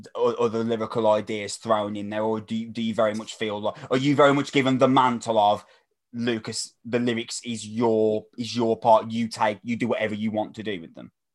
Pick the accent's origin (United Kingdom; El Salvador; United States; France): United Kingdom; Wolverhampton, West Midlands; from Wolverhampton.